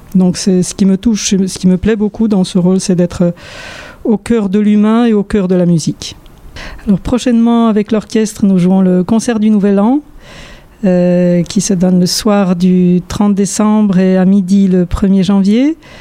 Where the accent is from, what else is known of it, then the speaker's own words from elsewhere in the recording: Warsaw, Masovian Voivodeship, Poland; moved away as an adult; also born or lived in France / United States / Bordeaux, France; now in Montpellier, France; j'ai vécu une grande partie de mon enfance à Varsovie